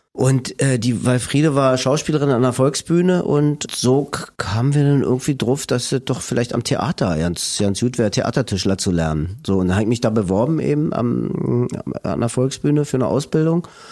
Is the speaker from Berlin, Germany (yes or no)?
yes; Berlin, Germany; accent: Berlinisch; also born or lived in Friedrichshain, Berlin; Ich bin in Lichtenberg aufgewachsen